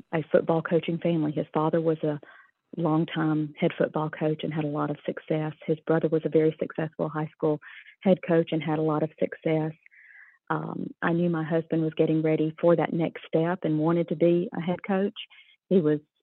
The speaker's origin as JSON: {"language": "English", "town": "Winder", "region": "Georgia", "country": "United States", "tie": "born or raised there", "said": "I grew up in Winder, Georgia, 20 miles from Athens, the University of Georgia"}